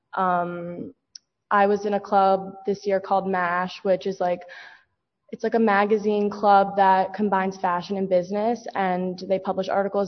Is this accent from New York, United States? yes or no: yes; Armonk, New York, United States; I'm from Armonk, New York